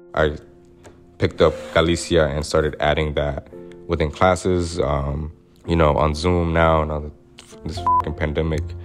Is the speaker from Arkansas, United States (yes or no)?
yes; Little Rock, Arkansas, United States; born or raised there